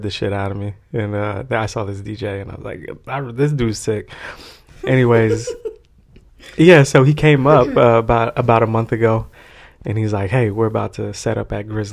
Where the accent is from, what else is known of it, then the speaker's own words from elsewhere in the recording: White Center, Washington, United States; also born or lived in San Francisco; I'm from White Center